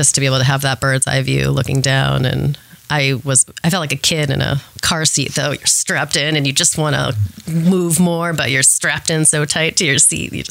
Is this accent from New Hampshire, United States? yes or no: yes; New Hampshire, United States; moved away as an adult; also born or lived in Massachusetts / Salt Lake City, Utah / Alabama; I was born in Mass, but grew up mostly in New Hampshire.